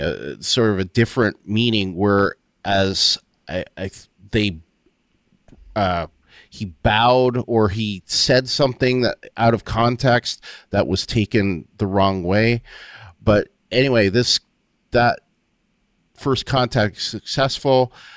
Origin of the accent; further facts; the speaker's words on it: Windsor, Ontario, Canada; also born or lived in Waterloo, Ontario; I had moved back from, uh, Waterloo, where I went to school, to Windsor, Ontario, um, my hometown